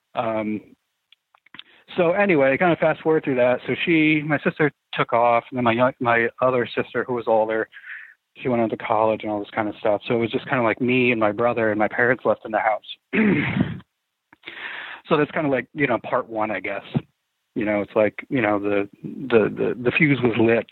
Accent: outside Saratoga Springs, upstate New York, United States; I grew up in upstate New York, actually, uh, right outside of Saratoga Springs

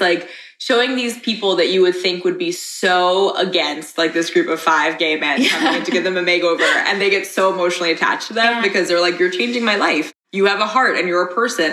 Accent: New York, United States; also born or lived in Dubai / Oman / Los Angeles; my parents are Pakistani, but I'm from New York

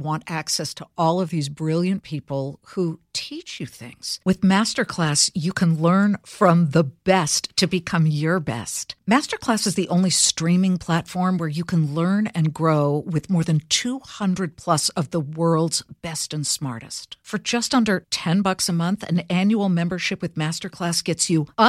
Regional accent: Los Angeles, California, United States; my hometown of Los Angeles

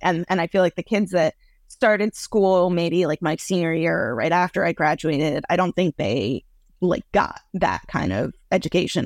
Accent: Boston, Massachusetts, United States; I grew up in Boston, Massachusetts

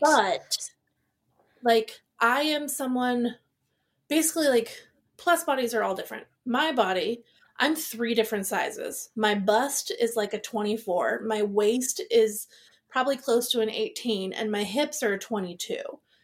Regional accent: Seattle, Washington, United States; I grew up in Seattle

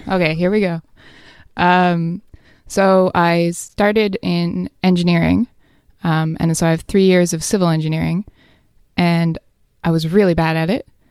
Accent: New Brunswick, Canada; moved away as an adult; also born or lived in Vancouver, Canada; I'm from New Brunswick

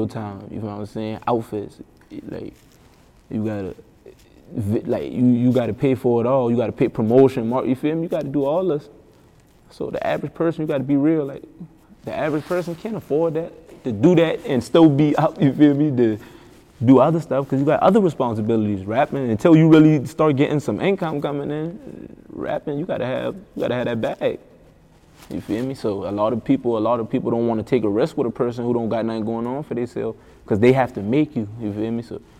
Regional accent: Charleston, South Carolina, United States; I'm from Charleston

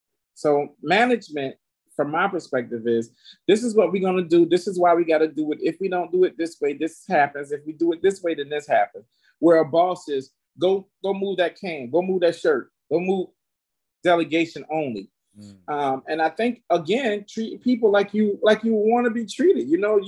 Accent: the South, United States; that was a thing that I learned from growing up in the South, being hospitable.

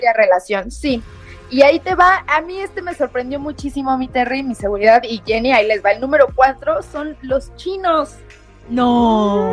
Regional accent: Mexico

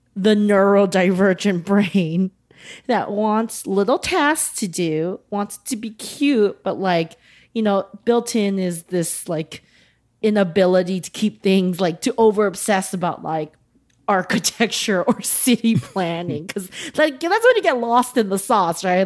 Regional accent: United States; accent: American; combined with our American accents

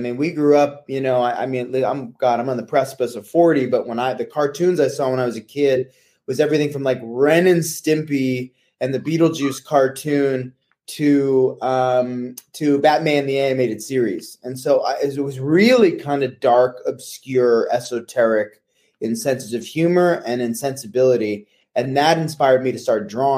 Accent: Potomac, Maryland, United States; moved away; also born or lived in Washington, D.C. / New York City; I was born in Washington, D.C. In 1983, rhyme intended. I grew up in Potomac, Maryland, the suburbs.

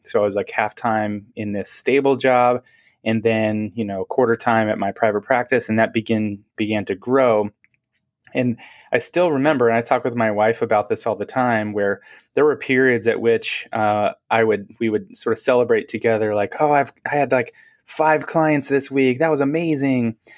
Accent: Seattle, Washington, United States; now in Portland, United States; I'm from, originally from Seattle, grew up, uh, in the Seattle area, like, actually Seattle

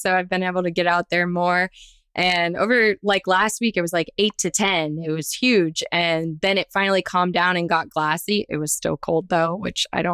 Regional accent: South Florida, United States; I am born and raised in South Florida

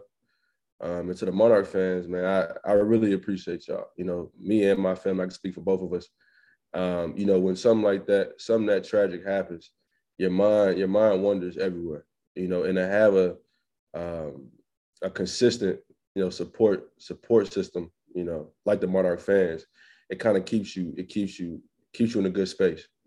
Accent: Dallas, Texas, United States; moved away as an adult; now in Norfolk, United States; Texas, and I went to high school in Dallas

